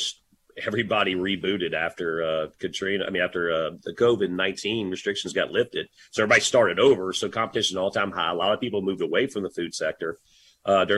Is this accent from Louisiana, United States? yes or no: yes; Louisiana, United States; also born or lived in Dallas, Texas; I'm a Louisiana boy and so grateful for my hometown